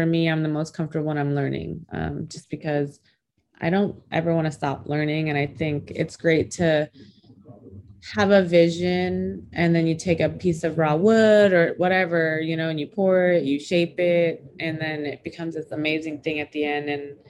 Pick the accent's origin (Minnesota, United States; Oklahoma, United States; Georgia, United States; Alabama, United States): Minnesota, United States; also born or lived in Philippines / Nebraska; My parents are Cambodian. I was born in the Philippines, but we came over here to the United States when I was 2 months old. My dad got sponsored in Minnesota, so we lived in Minnesota for a few years and then Nebraska.